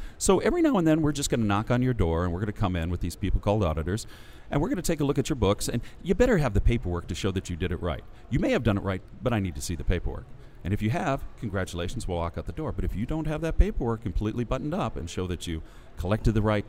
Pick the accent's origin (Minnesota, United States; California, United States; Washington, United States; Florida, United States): Washington, United States; Seattle; I'm from Seattle, Washington.